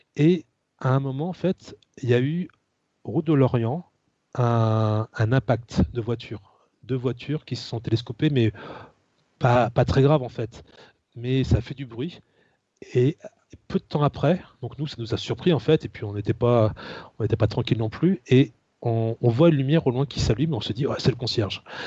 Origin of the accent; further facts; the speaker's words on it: Rennes, Brittany, France; je suis rennais, hein, je suis né à Rennes.